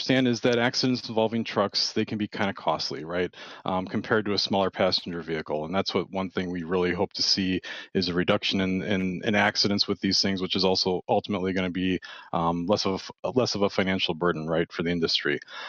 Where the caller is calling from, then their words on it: Milwaukee, Wisconsin, United States; Yeah, so I'm out of the Milwaukee, Wisconsin area.